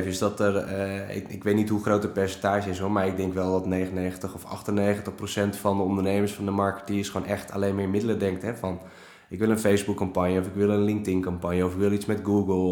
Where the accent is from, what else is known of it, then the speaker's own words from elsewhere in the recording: Friesland, Netherlands; Ik ben geboren en getogen Fries. En heel veel mensen kunnen dat gelukkig niet meer horen aan me.